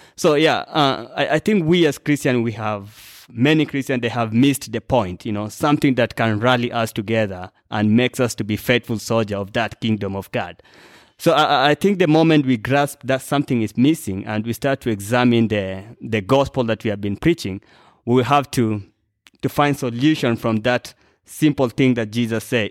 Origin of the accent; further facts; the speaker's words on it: Kenya; I'm a Kenyan